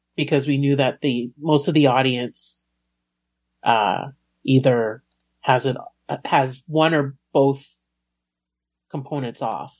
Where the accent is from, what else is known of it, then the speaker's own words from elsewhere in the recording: Montreal, Quebec, Canada; I grew up in Montreal